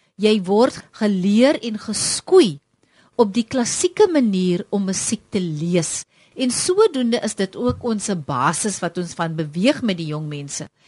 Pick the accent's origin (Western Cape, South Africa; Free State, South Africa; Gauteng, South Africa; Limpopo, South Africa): Western Cape, South Africa; Wellington; ek kom van Wellington af en ek kom uit 'n gemeenskap uit waar musiek groot was en is nog steeds